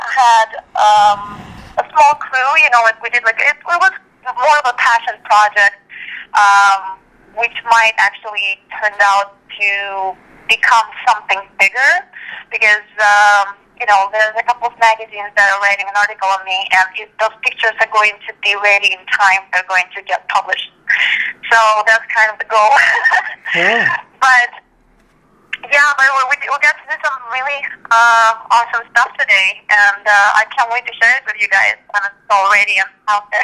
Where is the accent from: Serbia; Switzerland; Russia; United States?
Russia; moved away; growing up in Russia, I didn't always have access to that stuff